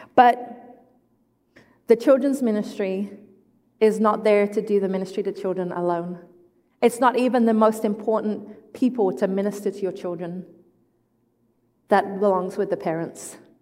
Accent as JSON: {"language": "English", "region": "England", "country": "United Kingdom", "moved": "yes", "said": "I am English, I am not Australian"}